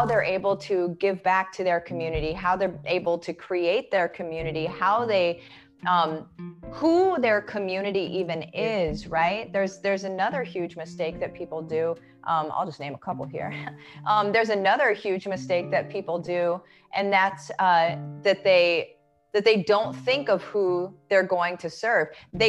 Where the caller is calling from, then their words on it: Winter Garden, Florida, United States; I am in Winter Garden, Florida. So right outside of Orlando.